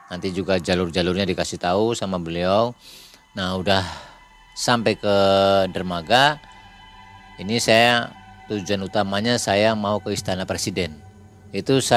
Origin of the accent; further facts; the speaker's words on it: Cirebon, West Java, Indonesia; Bapak dari mana? Nah, saya dari Cirebon.